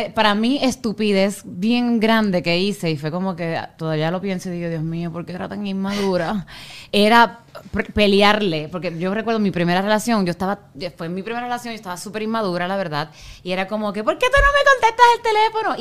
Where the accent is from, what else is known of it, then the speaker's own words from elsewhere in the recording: Puerto Rico; moved away; yo soy puertorriqueña, cuando vamos a Puerto Rico